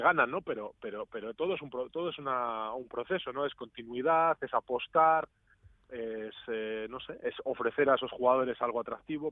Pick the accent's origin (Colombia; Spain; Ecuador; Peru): Spain; Cantabria; also born or lived in Granada / Basque Country; now in Greece; yo soy de Cantabria